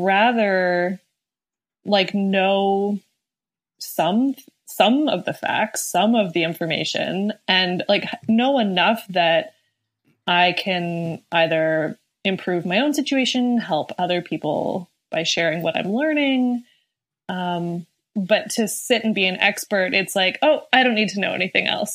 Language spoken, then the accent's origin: English; Canada; being Canadian